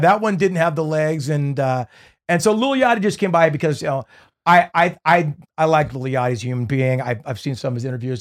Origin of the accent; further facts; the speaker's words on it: Newport Beach, California, United States; growing up in Newport Beach